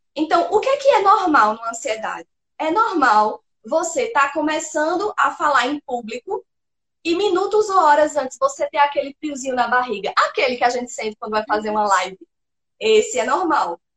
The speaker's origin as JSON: {"language": "Portuguese", "region": "Pernambuco", "country": "Brazil", "said": "sou pernambucana, sertaneja do interior de Pernambuco"}